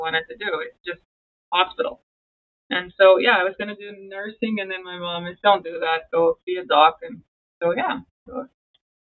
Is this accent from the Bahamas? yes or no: no; South Africa; moved away; I grew up in South Africa